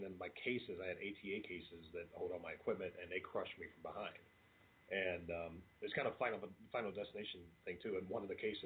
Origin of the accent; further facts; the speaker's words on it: Kentucky, United States; also born or lived in Toledo, Ohio; we're from Kentucky